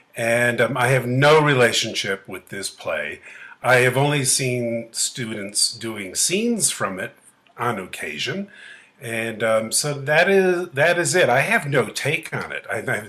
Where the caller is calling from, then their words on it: Santa Fe, New Mexico, United States; I'm calling in from Santa Fe, New Mexico, and it's in my home studio here.